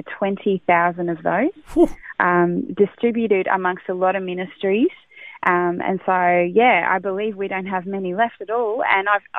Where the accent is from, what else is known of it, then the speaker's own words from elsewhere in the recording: country Victoria, Australia; moved away as an adult; now in Gold Coast, Australia; I have been in this city for 20 years. I come from Country Vic, moved here 20 years ago